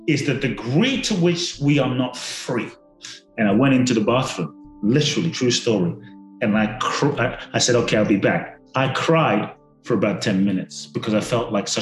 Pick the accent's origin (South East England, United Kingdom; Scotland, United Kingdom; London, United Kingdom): London, United Kingdom; moved away as an adult; also born or lived in Ghana / Mexico; now in Los Angeles, United States; I grew up in London. I live in LA and Mexico part-time